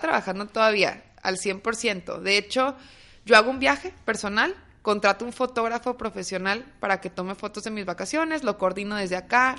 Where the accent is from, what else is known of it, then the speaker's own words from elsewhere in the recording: Torreón, Coahuila, Mexico; now in Monterrey, Mexico; yo soy de Torreón, viviendo unos años ya varios aquí en Monterrey